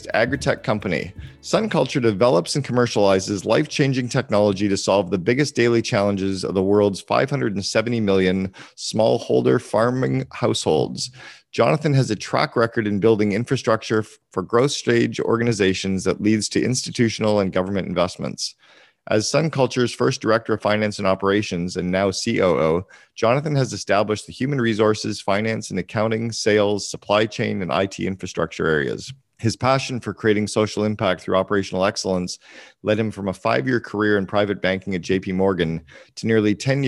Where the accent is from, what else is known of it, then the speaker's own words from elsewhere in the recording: Canada; I'm the Canadian